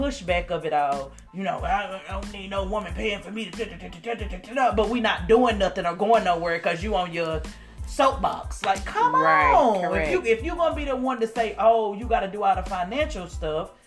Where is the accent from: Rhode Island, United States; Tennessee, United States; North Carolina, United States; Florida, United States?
Tennessee, United States; Knoxville; I'm Southern from Knoxville, Tennessee. Love where I'm from